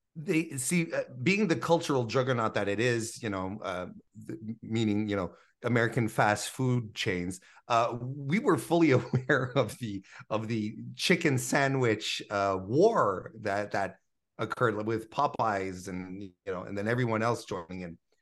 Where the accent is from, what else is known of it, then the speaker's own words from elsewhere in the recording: Canada; as a Canadian